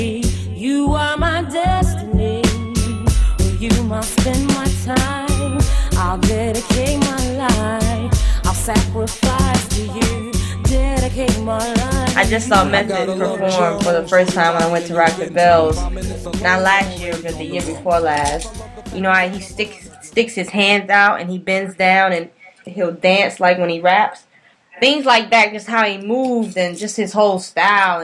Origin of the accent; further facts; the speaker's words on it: Snow Hill, North Carolina, United States; also born or lived in Raleigh, North Carolina; growing up in North Carolina and Snow Hill and Raleigh